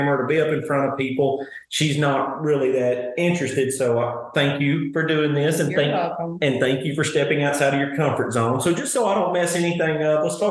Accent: Sheridan, Arkansas, United States; Sheridan is my hometown

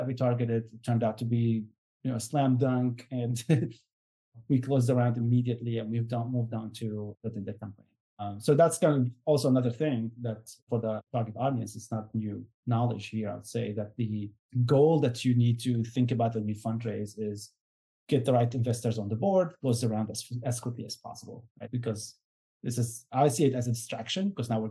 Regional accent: Syria; I'm from Syria

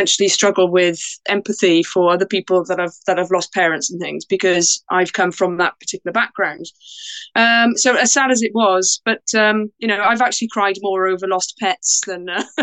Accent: Porthcawl, Wales, United Kingdom; also born or lived in Bridgend, Wales; So I was born in Wales in a town called Bridgend, and brought up in a town called Porthcawl.

